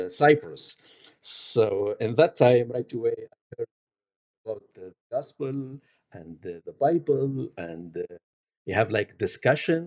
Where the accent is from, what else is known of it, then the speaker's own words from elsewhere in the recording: Tunisia; English is a second language; now in Canada; I came from North Africa, from Tunisia, as a Muslim